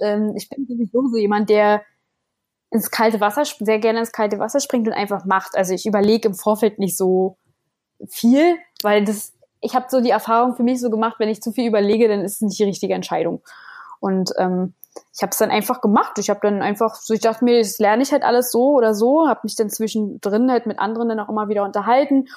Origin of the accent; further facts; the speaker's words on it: Berlin, Germany; moved away; ich komme ursprünglich komme ich aus Berlin